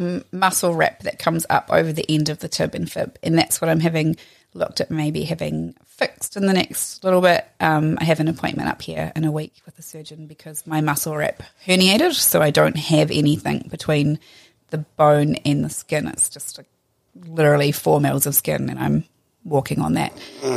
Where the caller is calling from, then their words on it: Whanganui, Manawatū-Whanganui, New Zealand; I'm calling from Whanganui.